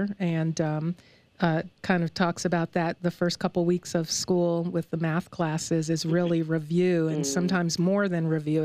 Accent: New York, United States; moved away; my home state of New York

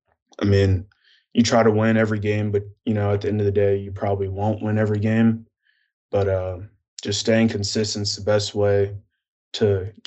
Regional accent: New Jersey, United States; also born or lived in Pennsylvania / Atlanta; I'm from New Jersey. I was born in Pennsylvania, and then we moved down to Atlanta.

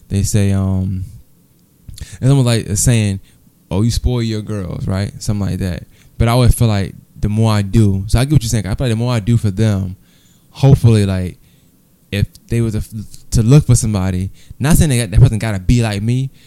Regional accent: New York, United States; moved away; I was from New York

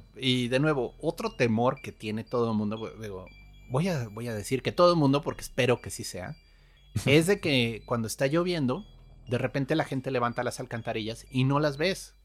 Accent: Querétaro, Mexico; moved away; also born or lived in Nogales; yo crecí en Querétaro

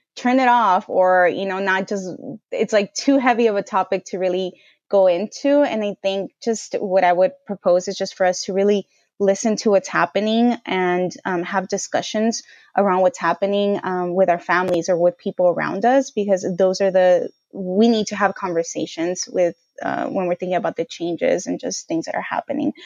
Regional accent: Bell Gardens, California, United States; also born or lived in Boston; was born and bra-, raised in L A, specifically Bell Gardens in Southeast L A.

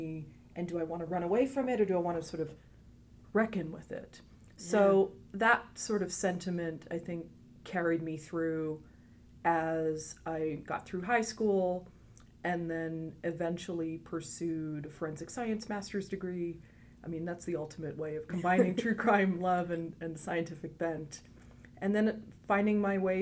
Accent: Eastern Ontario, Canada; moved away; I'm from Canada originally

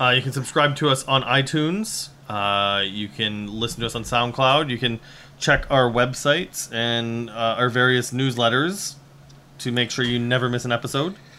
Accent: Regina, Saskatchewan, Canada; moved away; I am from Saskatchewan

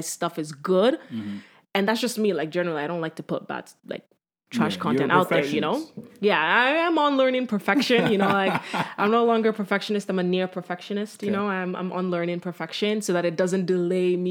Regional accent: Nigeria; I am Nigerian

